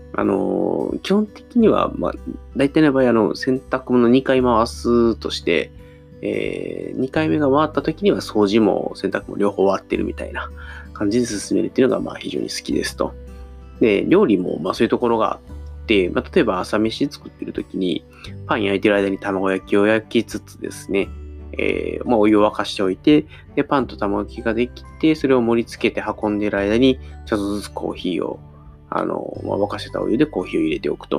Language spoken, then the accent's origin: Japanese; Osaka, Japan; moved away as an adult; 僕、大阪出身なんで、大阪から東京に出てきて